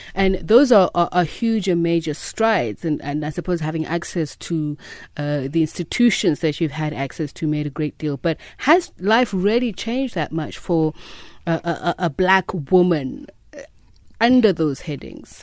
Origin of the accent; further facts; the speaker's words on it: South Africa; as a South African woman